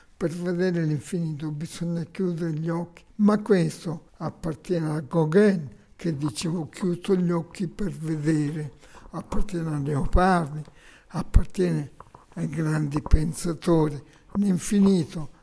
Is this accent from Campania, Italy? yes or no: no; Cittanova, Calabria, Italy; moved away; also born or lived in Rome / Milan; Di un paese Citronova, 70 km da Reggio.